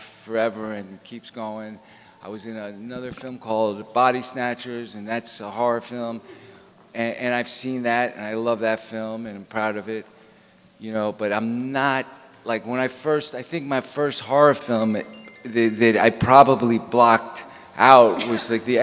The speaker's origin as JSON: {"language": "English", "town": "New York City", "region": "New York", "country": "United States", "tie": "born or raised there", "said": "I also grew up in the city in an apartment building"}